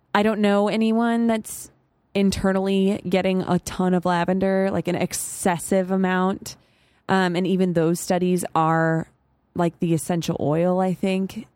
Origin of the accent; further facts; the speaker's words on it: Arizona, United States; I'm from Arizona, which is basically just mini Texas.